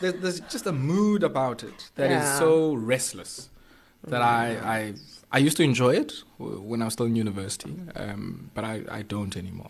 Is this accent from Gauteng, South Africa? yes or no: no; Queenstown, Eastern Cape, South Africa; I grew up in Queenstown